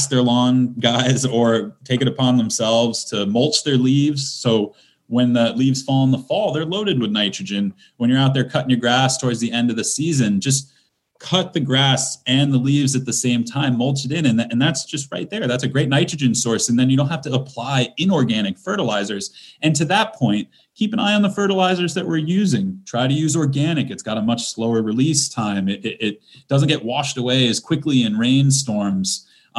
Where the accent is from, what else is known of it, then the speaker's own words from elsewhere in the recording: Fairfield, Connecticut, United States; I'm from the Western Sound. I'm from Fairfield.